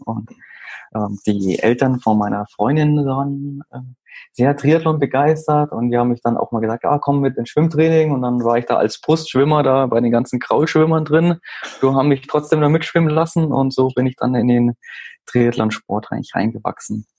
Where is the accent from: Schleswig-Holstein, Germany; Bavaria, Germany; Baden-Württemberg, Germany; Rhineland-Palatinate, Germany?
Bavaria, Germany; Garmisch-Partenkirchen; now in Munich, Germany; wohnen äh, tue ich im Moment in München. Ähm, geboren bin ich in Garmisch-Partenkirchen